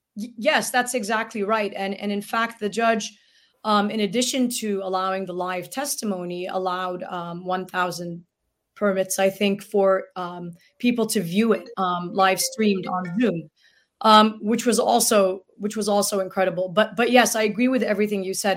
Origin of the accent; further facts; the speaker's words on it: Gaza Strip, Palestine; now in United States; as a Palestinian from Gaza